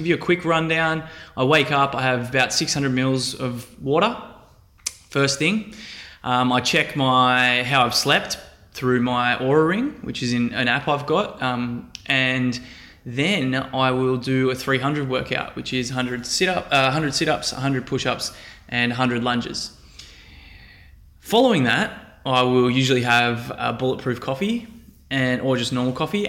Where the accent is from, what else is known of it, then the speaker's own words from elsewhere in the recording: Central Coast, New South Wales, Australia; my hometown on the Central Coast